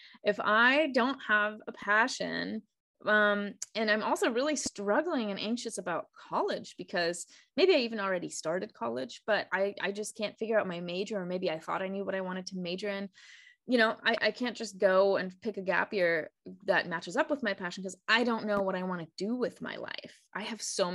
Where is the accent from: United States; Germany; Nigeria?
Germany; English is a second language; moved away; I'm from Germany, born and raised, and went to school there